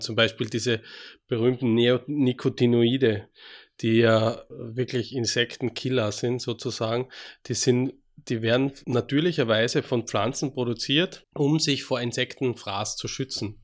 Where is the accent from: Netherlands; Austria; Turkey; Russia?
Austria; accent: Austrian; moved away as an adult; also born or lived in Graz / Switzerland / Würzburg; now in Freiburg, Germany; wie Sie vielleicht schon mal hören an meinem Dialekt, ich komme aus Österreich ursprünglich, bin in Österreich geboren